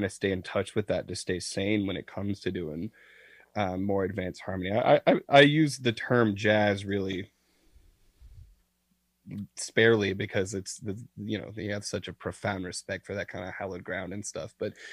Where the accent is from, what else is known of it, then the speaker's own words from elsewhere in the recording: Deep South, United States; I'm not from Brooklyn, I'm from the deep south